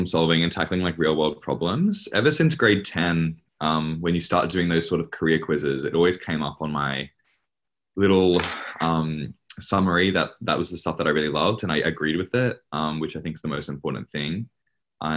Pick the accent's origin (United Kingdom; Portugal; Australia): Australia; Queensland; moved away as an adult; now in Sydney, Australia; I'm from Queensland originally.